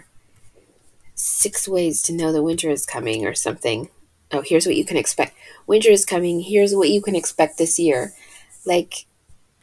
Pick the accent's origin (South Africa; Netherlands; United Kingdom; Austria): United Kingdom; England; moved away; the year I was born in England